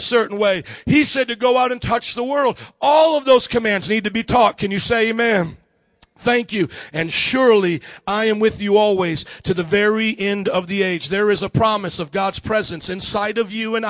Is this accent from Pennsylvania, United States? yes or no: no; Fort Wayne, Indiana, United States; now in Houston, United States; I was born and raised in Indiana, Fort Wayne, Indiana, about 300,000 people there